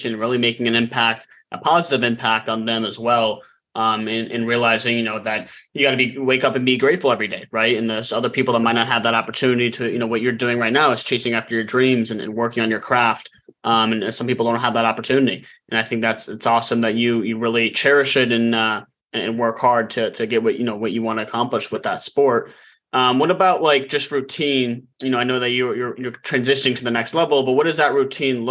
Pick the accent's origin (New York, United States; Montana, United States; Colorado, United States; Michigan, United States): Colorado, United States; Denver; I'm from Denver